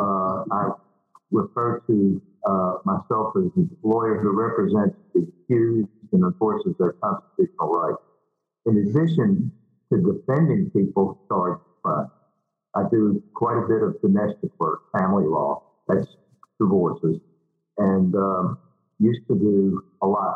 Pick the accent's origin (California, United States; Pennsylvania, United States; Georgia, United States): Pennsylvania, United States; Philadelphia; moved away as an adult; also born or lived in Alabama; now in Mobile, United States; I was raised in Philadelphia, Pennsylvania. I lived there until I was 19 years of age, and then the family moved south